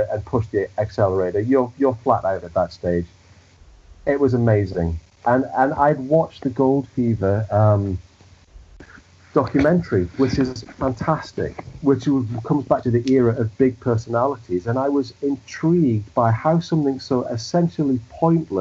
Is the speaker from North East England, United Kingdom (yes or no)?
yes; the Northeast, North East England, United Kingdom; moved away as an adult; now in Manchester, United Kingdom; Growing up in the Northeast, where football is king